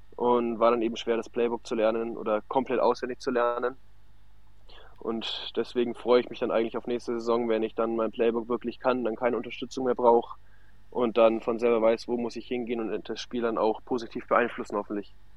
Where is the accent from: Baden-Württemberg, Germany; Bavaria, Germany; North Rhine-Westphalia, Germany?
Bavaria, Germany; near Nuremberg; ich komme aus der Nähe von Nürnberg